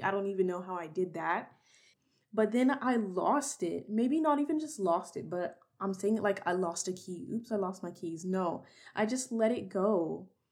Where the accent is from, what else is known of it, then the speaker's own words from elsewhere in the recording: Texas, United States; I was born and raised in Texas